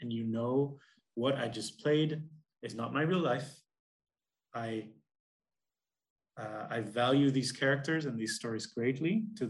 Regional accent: Netherlands; We're both from the Netherlands, which is one of the most most atheist agnostic countries in the world

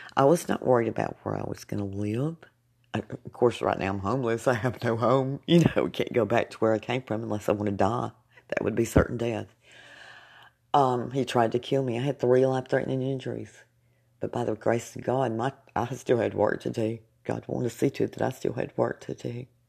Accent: Jasper, United States; moved away; moved back to my hometown of Jasper

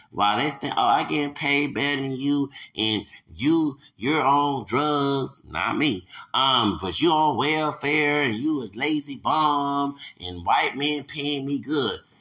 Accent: Louisiana, United States; I'm American, born here, raised here. Yeah, and I have Hispanic roots up in here

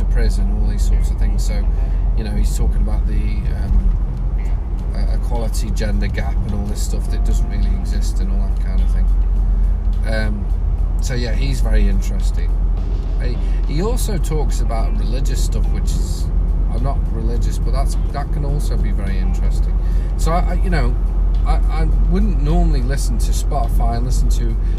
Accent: England, United Kingdom; now in Australia; I'm English. We don't bother speaking other people's languages

